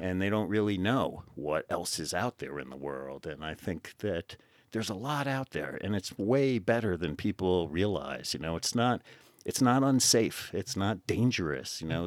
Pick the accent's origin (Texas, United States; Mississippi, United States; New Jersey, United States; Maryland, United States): New Jersey, United States; moved away as an adult; I grew up in New Jersey, just outside of New York City